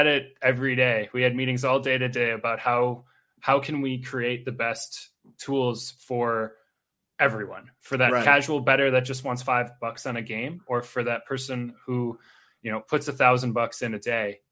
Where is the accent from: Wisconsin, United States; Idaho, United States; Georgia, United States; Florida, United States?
Wisconsin, United States; Milwaukee; now in Twin Cities, United States; I'm actually originally from Milwaukee